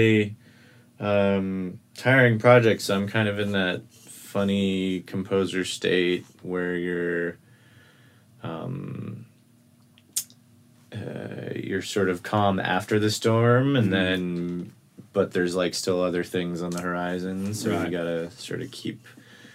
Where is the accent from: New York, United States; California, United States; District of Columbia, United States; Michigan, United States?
District of Columbia, United States; Washington; moved away; I grew up in Washington, D.C., way on the other side of the country